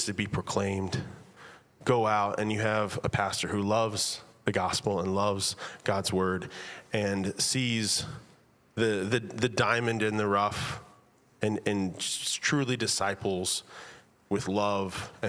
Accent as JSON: {"language": "English", "region": "Texas", "country": "United States", "moved": "yes", "lives_now": "Virginia, United States", "said": "I am from Texas. We currently live in Virginia"}